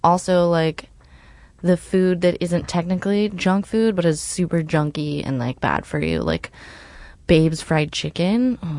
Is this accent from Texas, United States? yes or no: yes; Texas, United States; now in California, United States; I grew up in Texas, so there's so much good fast food there.